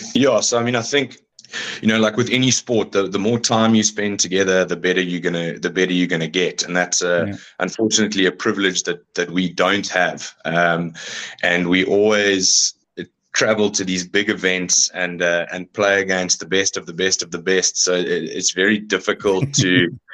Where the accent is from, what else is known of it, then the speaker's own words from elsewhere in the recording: South Africa; as a South African male